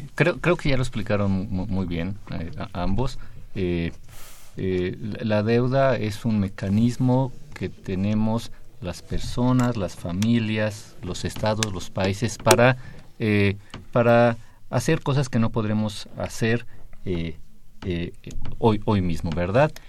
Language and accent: Spanish; Mexico City, Mexico; ya no soy defeño, era soy eh, de, la Ciudad de México